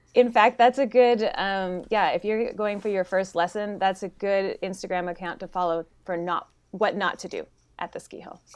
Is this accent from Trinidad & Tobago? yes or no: no; Smithers, British Columbia, Canada; moved away as an adult; now in Bend, United States; I'm from British Columbia, northern British Columbia